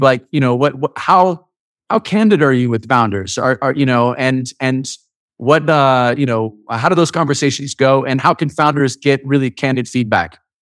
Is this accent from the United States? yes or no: yes; United States; being an American